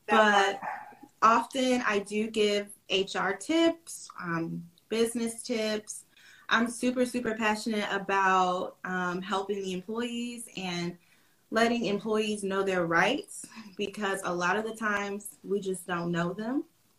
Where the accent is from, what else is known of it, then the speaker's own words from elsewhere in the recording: Georgia, United States; I'm a Southern Belle, and I was born and raised in Georgia.